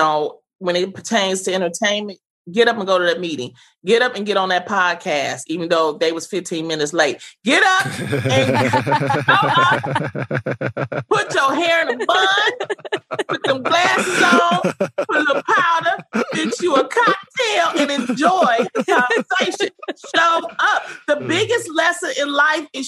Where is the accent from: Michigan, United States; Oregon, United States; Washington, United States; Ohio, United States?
Michigan, United States; Detroit; I grew up in the Brewster Projects during the 80s, during the crack era